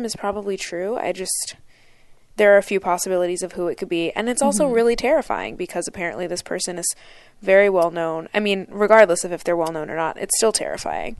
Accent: Pennsylvania, United States; I grew up in Pennsylvania, and so a lot of people that I went to high school with went to Penn State

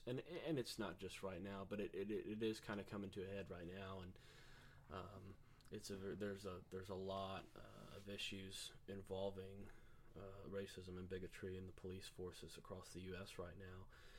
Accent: Tennessee, United States; we're from Tennessee

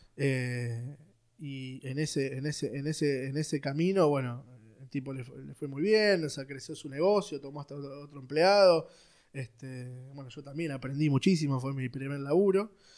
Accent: Buenos Aires, Argentina; nací en Capital Federal, en un barrio que se llama Villa Devoto. Este, ahí, nací, fui al, colegio

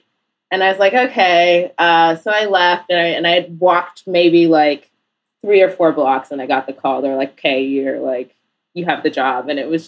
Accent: Iowa City, Iowa, United States; also born or lived in Portland / Northampton, Massachusetts; now in New York, United States; I grew up in Iowa City, Iowa, primarily.

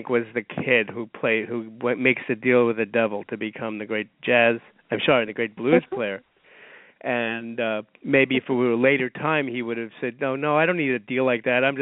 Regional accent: New York City, New York, United States; as a New Yorker

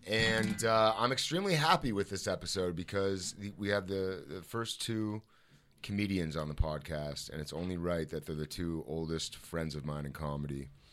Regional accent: Toronto, Ontario, Canada; moved away as an adult; when I was a child or growing up in Toronto.

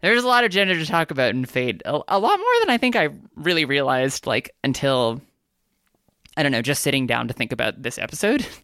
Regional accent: United States; I am a Korean American. I'm Asian American.

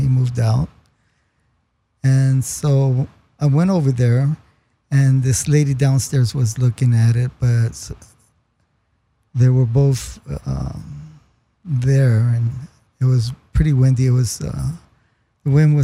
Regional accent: Los Angeles, California, United States; I grew up in Lincoln Heights, Northeast

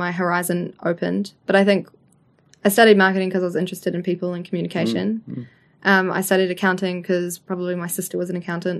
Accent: Levin, Manawatū-Whanganui, New Zealand; born or raised there

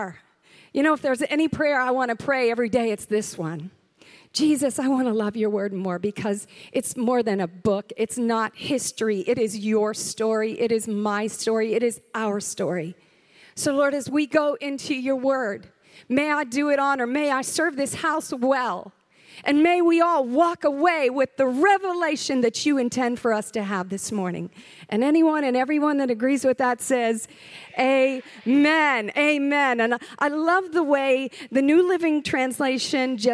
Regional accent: the South, United States; I'm from the South

